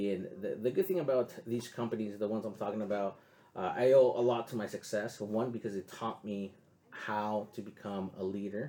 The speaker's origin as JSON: {"language": "English", "town": "San Diego", "region": "California", "country": "United States", "tie": "born or raised there", "said": "I grew up in the South Bay, and I lived in San Isidro for basically most of my life. So kind of not the best area to live in, you know, growing up."}